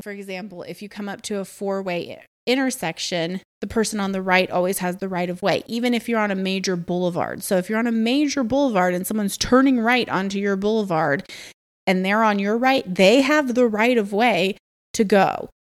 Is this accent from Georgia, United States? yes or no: yes; Atlanta, Georgia, United States; moved away; also born or lived in France / Morocco; I come from Atlanta